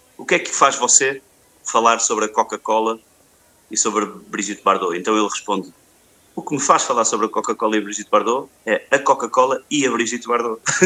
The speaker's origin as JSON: {"language": "Portuguese", "town": "Porto", "region": "Norte", "country": "Portugal", "tie": "born or raised there", "said": "Aqui no, no, no Douro Litoral, onde é o Porto, onde, é, onde eu cresci"}